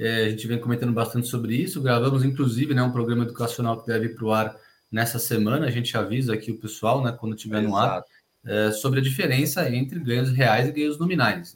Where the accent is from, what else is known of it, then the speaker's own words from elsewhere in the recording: Brazil; A gente como brasileiro